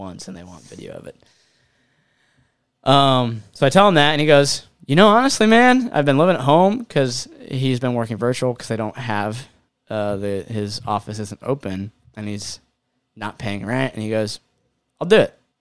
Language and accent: English; Cincinnati, Ohio, United States; we're from Ohio, Cincinnati area